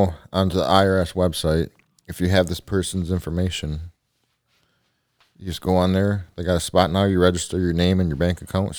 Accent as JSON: {"language": "English", "country": "Canada", "said": "I'm Canadian, eh?"}